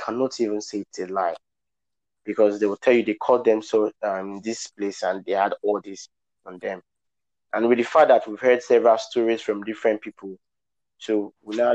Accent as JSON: {"language": "English", "town": "Benin City", "region": "Edo", "country": "Nigeria", "tie": "born or raised there", "said": "I was born in Benin City and I grew up in Benin City"}